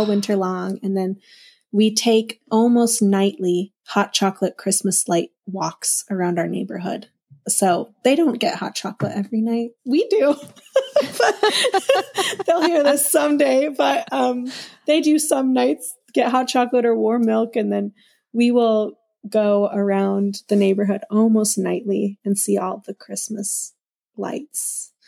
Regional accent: Minnesota, United States; I grew up in Minnesota, so winter is forever

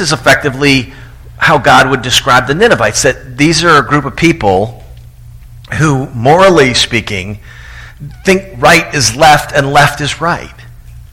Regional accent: Tallahassee, Florida, United States; my hometown of Tallahassee, Florida

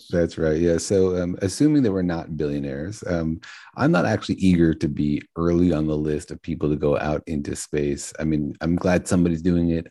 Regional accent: Los Alamos, New Mexico, United States; I grew up in Los Alamos, New Mexico, home of the Manhattan Project

